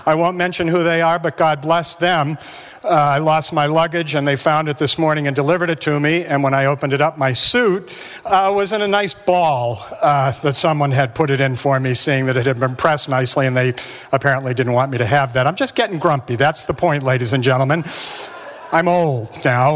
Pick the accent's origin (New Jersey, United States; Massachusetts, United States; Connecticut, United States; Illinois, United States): Massachusetts, United States; West Bridgewater; I grew up in New England, Massachusetts, grew up down in West Bridgewater